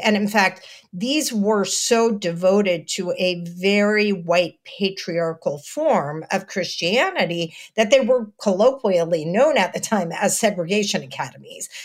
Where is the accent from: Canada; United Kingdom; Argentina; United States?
United States; Texas; I'm from Texas